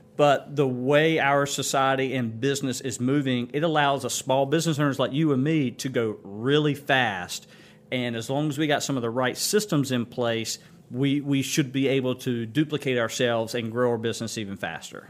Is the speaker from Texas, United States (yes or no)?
no; Kinston, North Carolina, United States; Kinston was home for me. I mean, so I knew back in seventh grade I was gonna live back